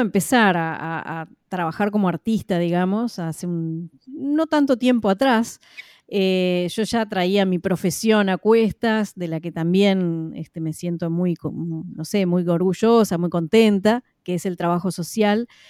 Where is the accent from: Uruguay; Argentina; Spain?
Uruguay; en mi país, en la ciudad de Paysandú, que es la segunda ciudad más poblada del Uruguay